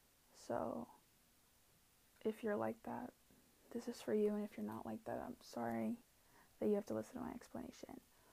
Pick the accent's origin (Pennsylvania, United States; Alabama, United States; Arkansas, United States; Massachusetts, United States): Pennsylvania, United States; born there; I was born in Pennsylvania and moved across country to the Pacific Northwest.